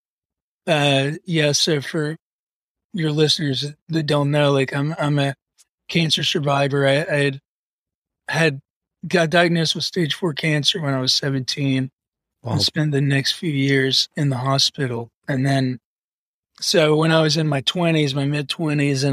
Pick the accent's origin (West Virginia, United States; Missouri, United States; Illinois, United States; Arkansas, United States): West Virginia, United States; Huntington; moved away; I'm from Huntington, West Virginia